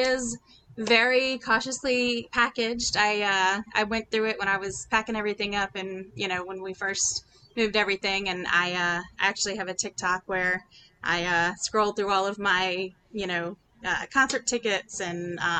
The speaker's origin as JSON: {"language": "English", "town": "Baton Rouge", "region": "Louisiana", "country": "United States", "also_born_or_lived": "New Orleans area, Louisiana", "said": "I'm from Louisiana, Baton Rouge, to be specific"}